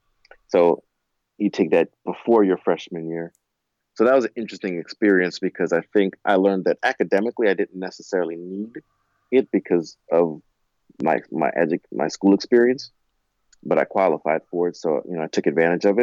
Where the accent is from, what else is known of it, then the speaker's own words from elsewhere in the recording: Orange, New Jersey, United States; I was from Orange. So, and living in East Orange.